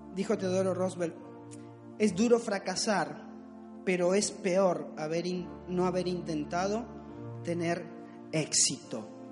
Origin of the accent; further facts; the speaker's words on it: Argentina; accent: Argentine; me salió argentino